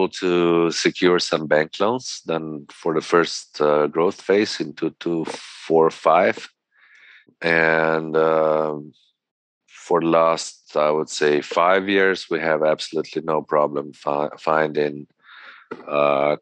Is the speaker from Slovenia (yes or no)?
yes; Gorenjska, Upper Carniola, Slovenia; I come from Gorjenska.